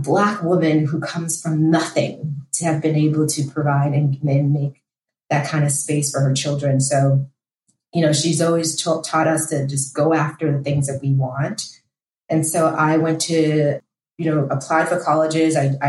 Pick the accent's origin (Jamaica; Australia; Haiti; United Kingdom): Haiti; now in United States; my parents and I, we came from Haiti as an immigrant. We didn't have a lot.